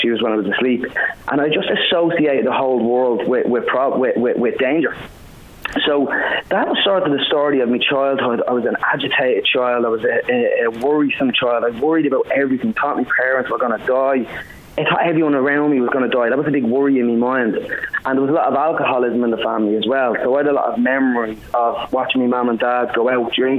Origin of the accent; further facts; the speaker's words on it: Dublin, Leinster, Ireland; also born or lived in Finglas, Dublin; I was born in Finglas, actually, originally. I lived most of my life in Ladyswell